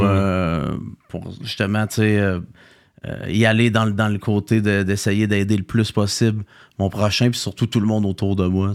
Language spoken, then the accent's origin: French; Saint-Hyacinthe, Quebec, Canada; je viens de Saint-Hyacinthe